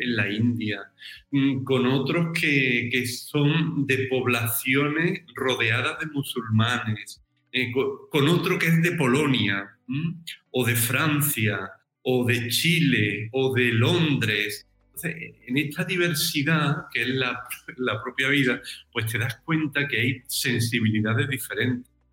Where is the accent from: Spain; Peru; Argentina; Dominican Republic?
Spain; Algodonales, Andalusia; moved away as an adult; also born or lived in Jerez de la Frontera / Seville / San Fernando / Madrid; now in Rome, Italy; yo soy natural de un pueblo del sur de España, de Algodonales, en Cádiz